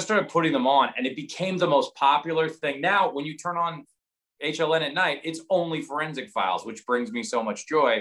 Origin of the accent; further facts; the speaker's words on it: Seattle, Washington, United States; also born or lived in New Jersey; we moved from Seattle to New Jersey in 1977.